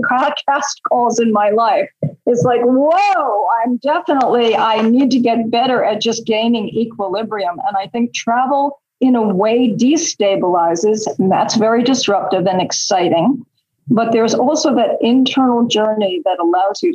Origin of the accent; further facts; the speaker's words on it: New York City, New York, United States; I grew up in Queens